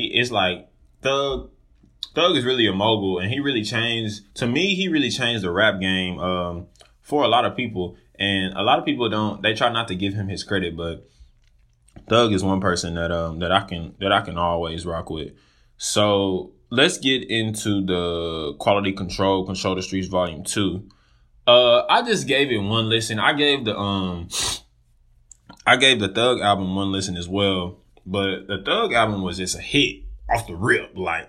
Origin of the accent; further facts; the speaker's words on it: Dallas, Texas, United States; I just recently graduated from Texas State. I'm from Dallas, Texas, and I'm just moved back to Dallas.